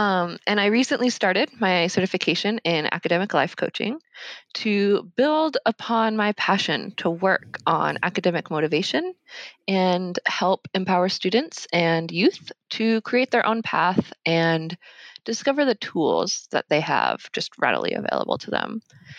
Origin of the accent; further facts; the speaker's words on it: Washington, United States; also born or lived in Alaska; I kind of grew up everywhere in the Pacific Northwest, but I was raised in Alaska for a bit, and then Central Washington. And then after high school in 2013, I made my way to Tacoma